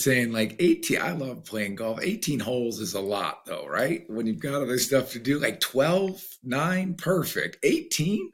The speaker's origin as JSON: {"language": "English", "country": "United States", "said": "I'm American"}